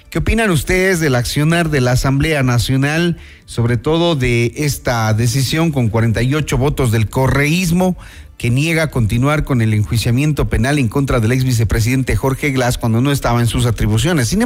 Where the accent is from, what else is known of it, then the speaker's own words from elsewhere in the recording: Ecuador; Como ecuatorianos debemos exigir al presidente de la República que no se dé paso a la impunidad.